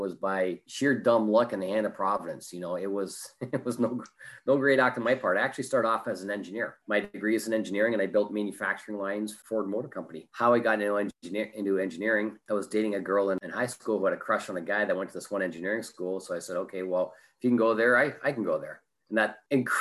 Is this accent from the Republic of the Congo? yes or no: no; Canada; moved away as an adult; now in Orange County, United States; I'm originally from Canada, so you might pick up an A or an O in a boat or something like